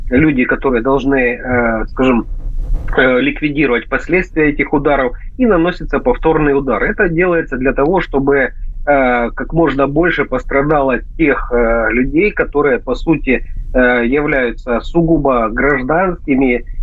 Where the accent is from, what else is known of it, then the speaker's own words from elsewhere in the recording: Donetsk Oblast, Ukraine; Ну а в Донецкой Народной Республике, к сожалению, на моей малой родине происходят такие ужасные события